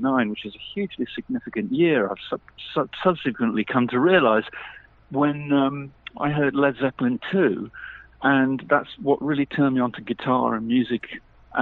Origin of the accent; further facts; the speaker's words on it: the Midlands, England, United Kingdom; I was born in the Midlands in England, which is sort of 120 miles above London